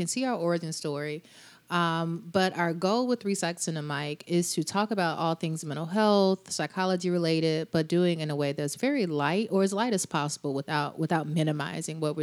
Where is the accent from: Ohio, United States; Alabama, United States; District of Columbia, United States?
Alabama, United States; Birmingham; I'm a native of Birmingham, Alabama, Southern born and bred.